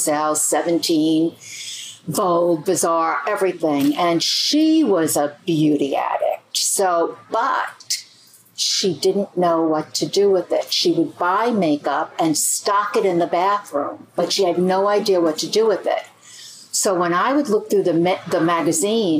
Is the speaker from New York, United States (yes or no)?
yes; New York City, New York, United States; I grew up very close to New York City on Staten Island.